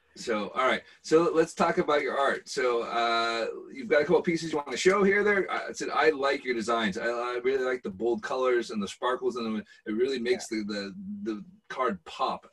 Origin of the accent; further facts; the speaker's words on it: Bellevue, Washington, United States; now in Scotland; growing up in Bellevue